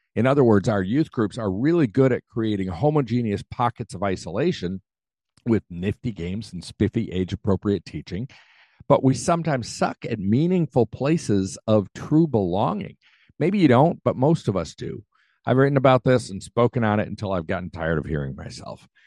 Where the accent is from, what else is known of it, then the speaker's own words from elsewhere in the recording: United States; I'm an American